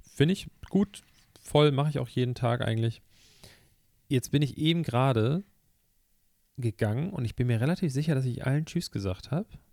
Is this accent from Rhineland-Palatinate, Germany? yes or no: no; Hamburg, Germany; ich komme aus dem Stadtteil von Hamburg, in dem HP Baxter wohnt